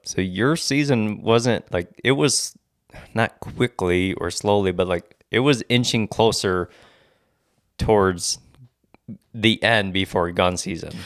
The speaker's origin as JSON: {"language": "English", "region": "Michigan", "country": "United States", "tie": "born or raised there", "said": "I'm born and raised in Michigan"}